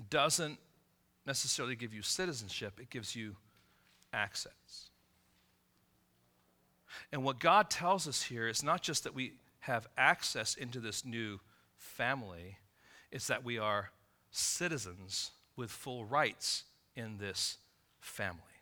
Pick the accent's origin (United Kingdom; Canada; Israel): Israel; born there; My mom is American, my dad was English. I was born in Israel.